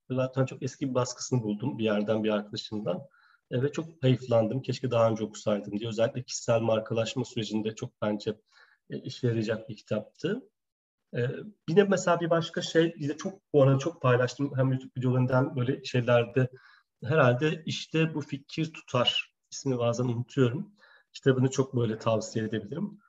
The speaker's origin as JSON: {"language": "Turkish", "region": "Gaziantep", "country": "Turkey", "tie": "born or raised there", "also_born_or_lived": "Ankara", "moved": "as an adult", "said": "ben Antepliyim"}